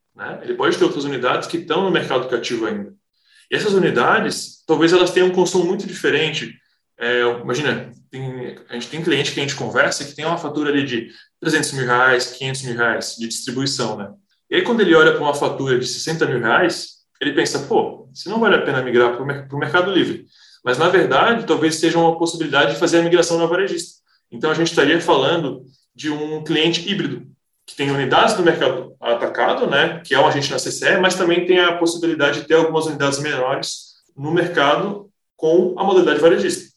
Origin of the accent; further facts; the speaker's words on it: Florianópolis, Santa Catarina, Brazil; also born or lived in Toulouse, France; eu sou natural de Florianópolis